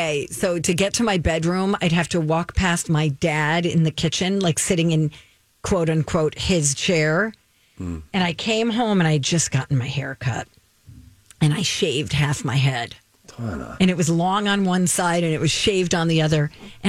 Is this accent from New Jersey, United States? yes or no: yes; New Jersey, United States; I grew up in New Jersey.